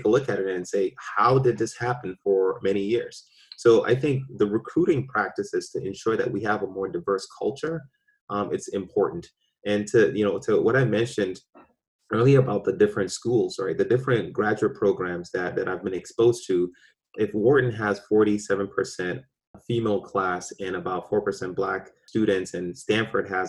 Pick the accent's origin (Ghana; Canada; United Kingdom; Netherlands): Ghana; now in Boston, United States; I was born in Ghana.